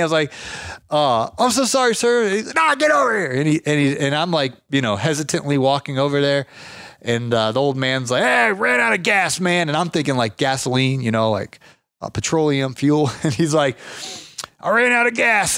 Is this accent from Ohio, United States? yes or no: yes; Ohio, United States; moved away; I was from Ohio